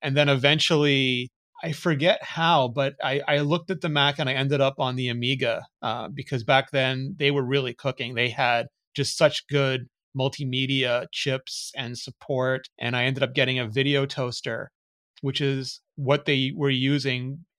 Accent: Gauteng, South Africa; born there; I was born just outside Johannesburg in South Africa.

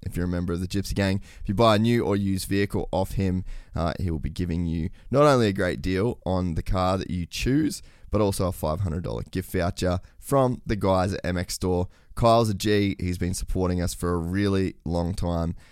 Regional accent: Australia; moved away; I come from Oz too

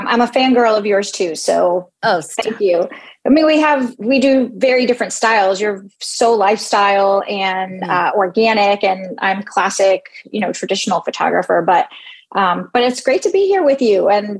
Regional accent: New York City, New York, United States; now in Phoenix, United States; I'm born and raised in New York City

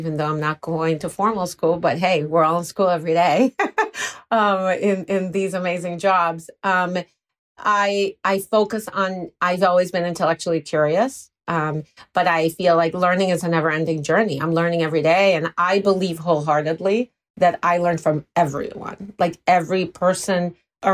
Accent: Puerto Rico; moved away; I'm from Puerto Rico originally, so that Latino passion can come through.

